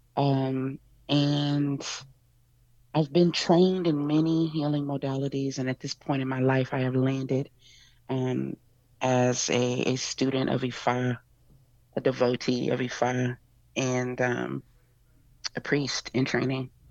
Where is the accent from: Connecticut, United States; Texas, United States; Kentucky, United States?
Texas, United States